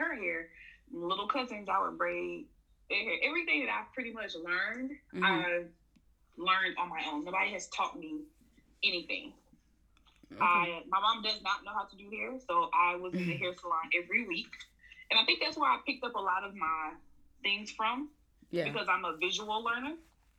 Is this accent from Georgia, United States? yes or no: yes; Atlanta, Georgia, United States; Born and raised in Atlanta, Georgia